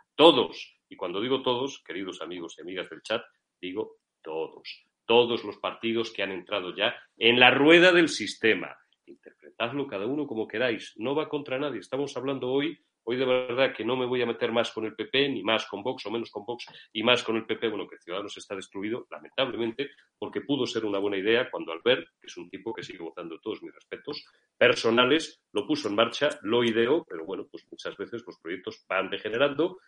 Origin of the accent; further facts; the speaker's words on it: Castile and León, Spain; después de la mía, que es Castilla-León